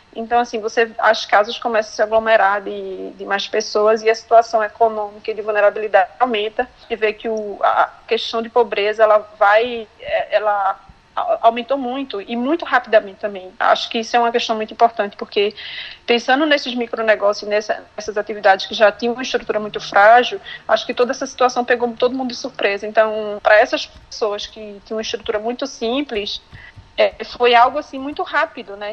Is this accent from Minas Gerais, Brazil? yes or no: no; Glória do Goitá, Pernambuco, Brazil; eu sou de Glória do Goitá, que fica no interior de Pernambuco, Zona da Mata. Eu sou formada em administração de empresas, mas eu nasci aqui na área rural, né, é, de Glória do Goitá